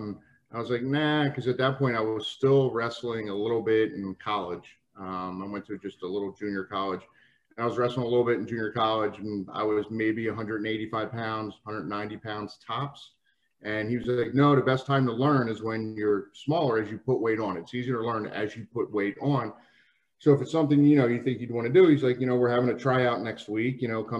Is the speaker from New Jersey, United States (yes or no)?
yes; New Jersey, United States; I grew up in South Jersey.